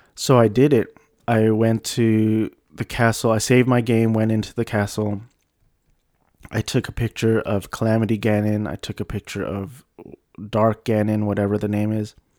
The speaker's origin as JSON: {"language": "English", "country": "United States", "tie": "born or raised there", "said": "I was born and raised in the States"}